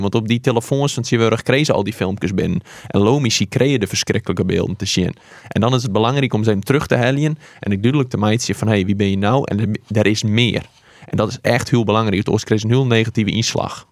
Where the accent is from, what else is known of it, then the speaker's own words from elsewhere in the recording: Harkema, Friesland, Netherlands; accent: Wâldpyk; ik kom uit Harkema